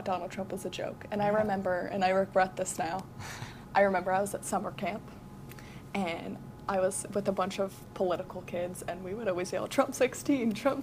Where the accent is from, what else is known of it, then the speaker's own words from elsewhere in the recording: Illinois, United States; I'm from Illinois